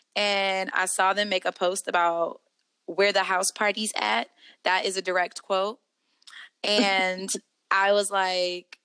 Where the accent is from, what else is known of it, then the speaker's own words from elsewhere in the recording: Trenton, New Jersey, United States; now in Kansas City, United States; I'm from Trenton, New Jersey